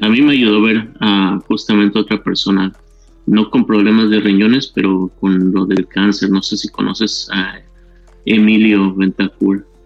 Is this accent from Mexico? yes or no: yes; Mexico; now in Mesa, United States; yo soy de México y vivo en la ciudad de Mesa, Arizona.